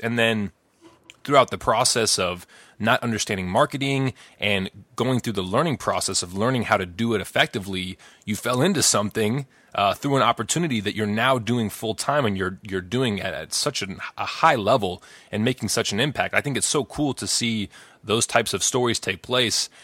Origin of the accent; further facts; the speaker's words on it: Chicago, Illinois, United States; we're both from Chicago or from the Chicago area